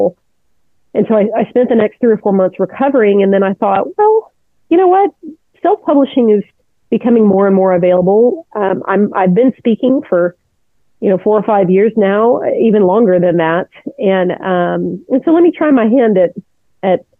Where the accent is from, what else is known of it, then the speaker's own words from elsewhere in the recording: Houston, Texas, United States; also born or lived in Atlanta, Georgia / Trinidad / Italy; we moved to a suburb of Houston when I was 8. So it was a place called Clear Lake. And so I've been here ever since